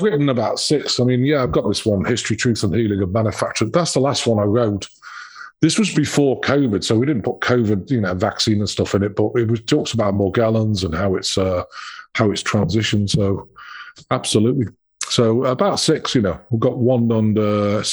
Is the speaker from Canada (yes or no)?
no; England, United Kingdom; moved away as an adult; now in United States; I'm British